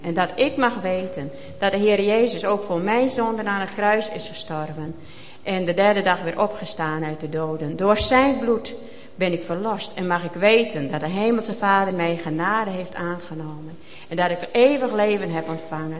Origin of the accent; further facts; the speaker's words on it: Maren, Netherlands; also born or lived in Boornbergum; Ik ben geboren in Maren